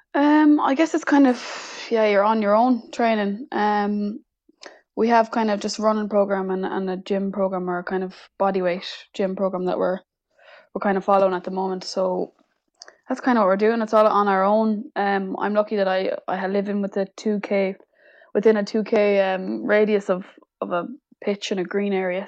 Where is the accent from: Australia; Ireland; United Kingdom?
Ireland; Sligo, Connacht; also born or lived in Galway; I'm from Connacht, so Galwegians was the A I L team closest to me